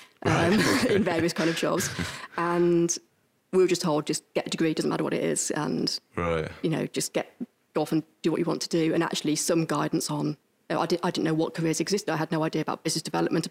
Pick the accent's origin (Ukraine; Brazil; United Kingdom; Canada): United Kingdom; Stourbridge, West Midlands; moved away as an adult; also born or lived in Cardiff / London / Kidderminster; now in Worcester, United Kingdom; I'm from Stourbridge, okay, so on the borders.